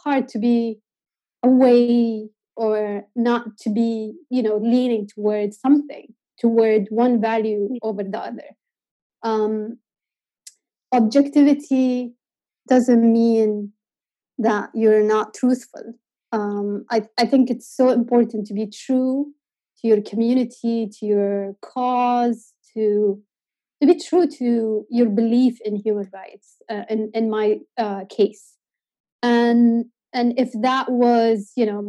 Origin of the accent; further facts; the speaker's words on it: Yemen; I'm from Yemen